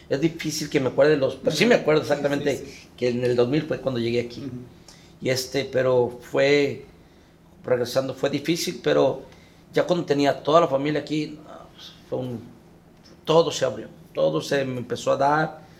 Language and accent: Spanish; San Juan de los Lagos, Jalisco, Mexico; also born or lived in Guadalajara / Aguascalientes; now in United States; Yo nací en Guadalajara, pero me crié en San Juan de los Lagos, Jalisco